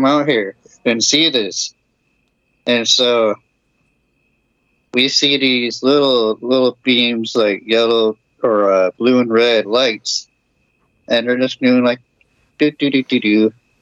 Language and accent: English; California, United States; this was in California, my hometown as well